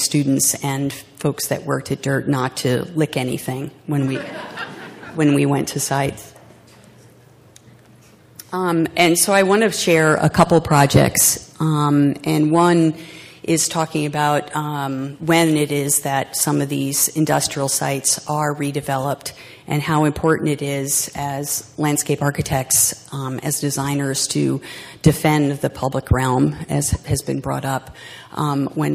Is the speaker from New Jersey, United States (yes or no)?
yes; New Jersey, United States; my home state, the Garden State, as we like to call it, New Jersey